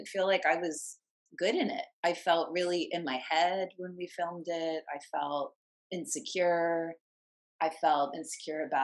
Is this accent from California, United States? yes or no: no; Virginia, United States; moved away as an adult; now in Los Angeles, United States; I'm from Virginia, LA's 3,000 miles away from my family. I was 22